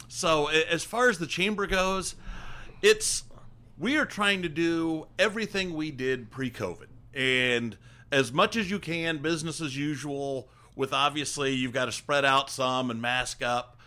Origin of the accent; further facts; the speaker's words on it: Hancock County, Indiana, United States; I grew up in Hancock County